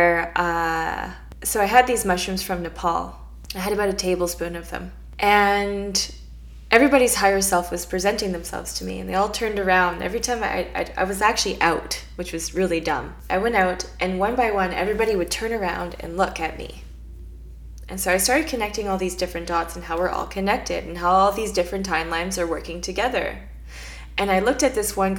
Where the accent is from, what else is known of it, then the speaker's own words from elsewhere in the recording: Canada; I'm Canadian.